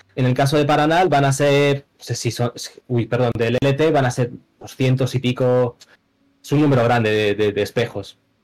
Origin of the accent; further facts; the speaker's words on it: Madrid, Community of Madrid, Spain; soy de Madrid